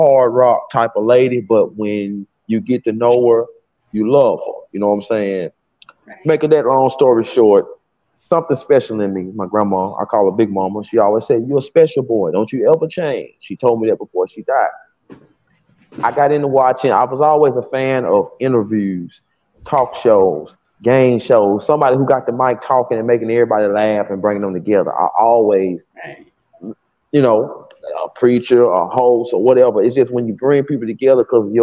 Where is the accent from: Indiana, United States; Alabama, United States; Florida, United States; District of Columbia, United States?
Alabama, United States; Decatur; from Decatur, Alabama, down south